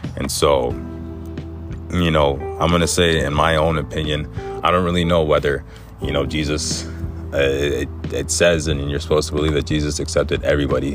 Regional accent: Egypt; moved away; also born or lived in Canada; I was born in Egypt and I migrated to Canada with my mom.

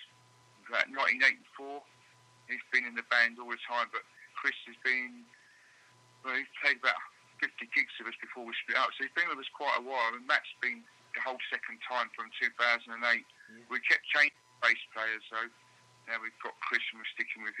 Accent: London, United Kingdom; I was living in Cricklewood at the time, in London, just right by Wembley. I went to school there

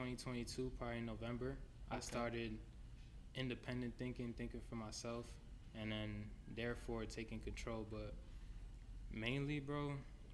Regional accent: Lawrence, Massachusetts, United States; I was born and raised in Lawrence, Mass

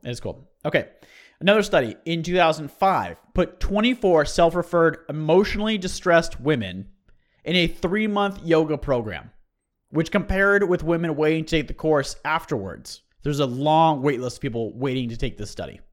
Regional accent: United States; as an American

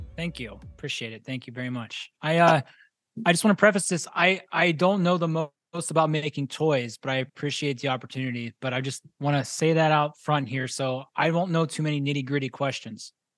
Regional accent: Pittsburgh, Pennsylvania, United States; moved away; I'm originally from Pittsburgh

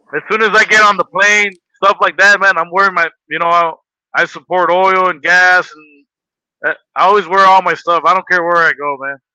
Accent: Los Angeles, California, United States; now in Las Vegas, United States; I was born in Los Angeles, California

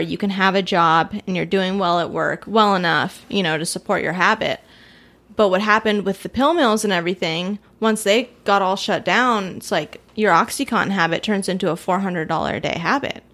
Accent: California, United States; moved away; I'm from California

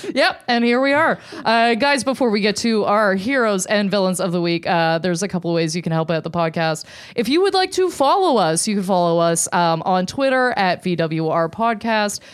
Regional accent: Canada; I am deeply Canadian

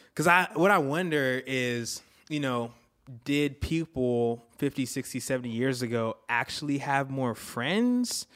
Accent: Florida, United States; moved away; also born or lived in Antigua; I was born in Antigua, grew up in Florida.

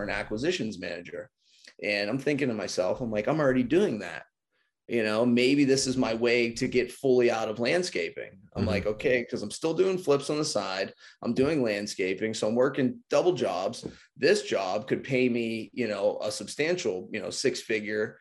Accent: Pittsburgh, Pennsylvania, United States; I'm from the South of Pittsburgh. So I'm 20 minutes from the city

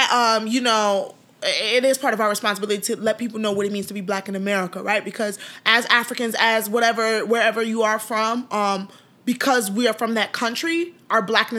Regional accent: Chicago, Illinois, United States; You know what I'm saying? Like, I can identify as Nigerian, but... Don't get it twisted. I'm Black. I'm from Chicago. I'm a Chicagoan girl. I've been here. I grew up here. This is my city. This is my community.

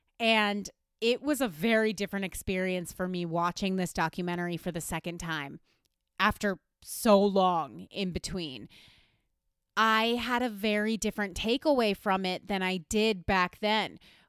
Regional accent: West Virginia, United States; I grew up in West Virginia, currently the third fattest state in America.

